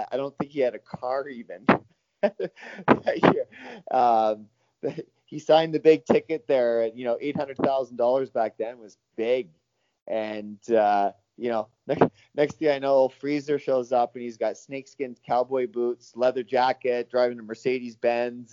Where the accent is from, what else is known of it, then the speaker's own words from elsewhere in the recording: North Vancouver, British Columbia, Canada; Paul and I grew up together in North Vancouver